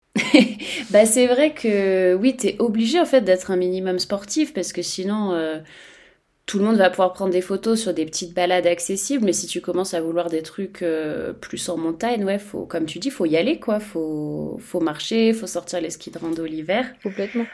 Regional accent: Savoy, Auvergne-Rhône-Alpes, France; je suis savoyarde

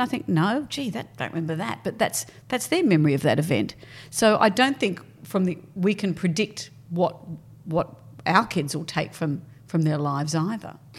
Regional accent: Sydney, New South Wales, Australia; also born or lived in Brisbane / Perth; we came to Sydney when I was probably in fifth class

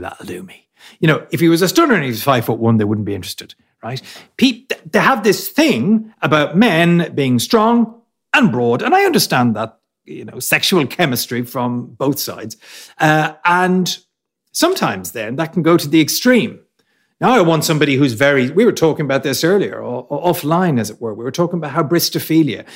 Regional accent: Ireland; we're Irish

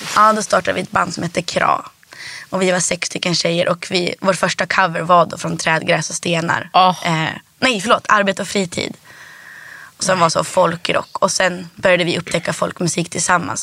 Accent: Härnösand, Västernorrland County, Sweden; also born or lived in Rättvik, Dalarna; now in Stockholm, Sweden; först så växte jag upp i Rättvik i Dalarna

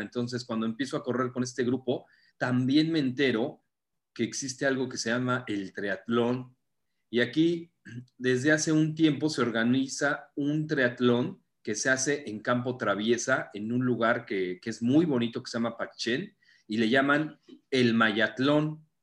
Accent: Mexico City, Mexico; moved away as an adult; now in Playa del Carmen, Mexico; Yo soy de la Ciudad de México

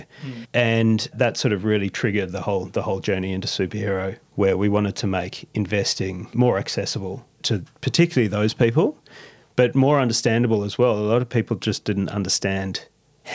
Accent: Australia; we're Aussie

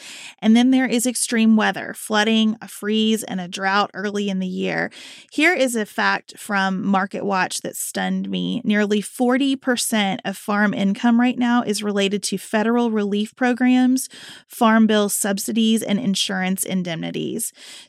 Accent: Kentucky, United States; I don't know, maybe because I'm from Kentucky, but 40,000 votes seems fairly significant to me.

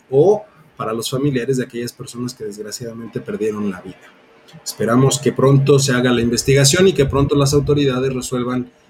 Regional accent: Hidalgo, Mexico

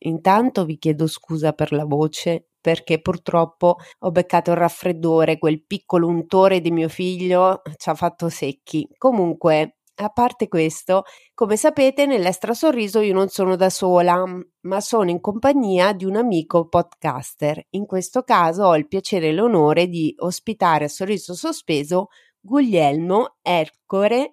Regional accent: Rome, Lazio, Italy; now in Marche, Italy; io sono nata a Roma

